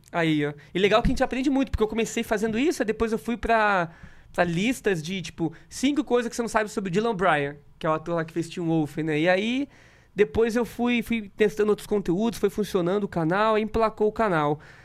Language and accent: Portuguese; interior of Rio de Janeiro, Brazil; moved away; also born or lived in Espírito Santo; Então eu morava no interior do, do Rio de Janeiro lá. Eu nasci em Espírito Santo, interior do Rio, depois meus pais tiveram que se mudar